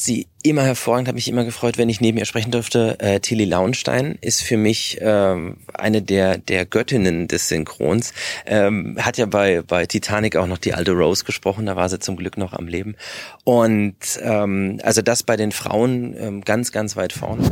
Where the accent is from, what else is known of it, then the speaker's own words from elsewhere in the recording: Berlin, Germany; ich bin in Westberlin groß geworden